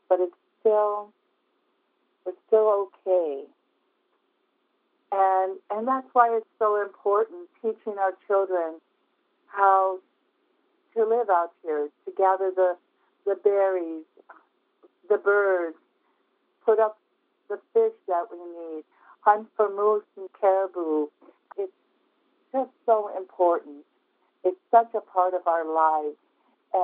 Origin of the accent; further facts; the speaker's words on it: Bethel, Alaska, United States; I was born and raised on the Kuskokwim River in a town, Bethel, Alaska